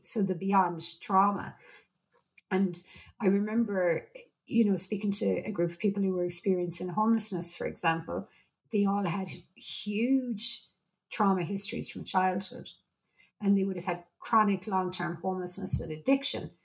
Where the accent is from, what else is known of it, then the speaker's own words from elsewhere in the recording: Ireland; I'm Irish